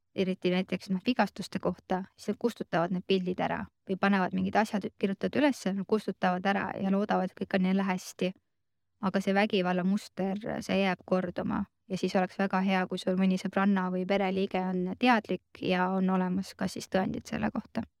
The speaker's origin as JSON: {"language": "Estonian", "town": "Rakvere", "region": "Lääne-Viru County", "country": "Estonia", "moved": "yes", "lives_now": "Tallinn, Estonia", "said": "ma olen ise Rakverest pärit, elan Tallinnas"}